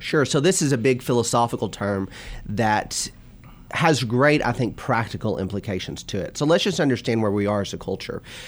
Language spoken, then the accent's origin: English; Bowling Green, Kentucky, United States; moved away as an adult; also born or lived in Florida / Purdue University, Indiana; now in Louisville, United States; I grew up in Bowling Green and born and raised in Bowling Green.